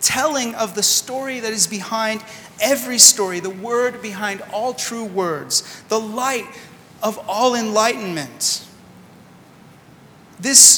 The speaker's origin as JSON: {"language": "English", "region": "California", "country": "United States", "also_born_or_lived": "Sydney, Australia", "moved": "as an adult", "lives_now": "Washington, D.C., United States", "said": "We're originally from California and moved most recently from Sydney, Australia"}